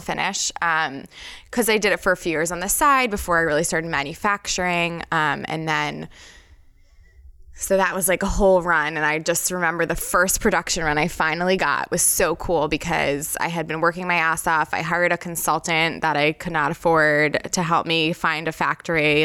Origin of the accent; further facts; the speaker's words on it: New York, United States; now in Philadelphia, United States; I grew up in New York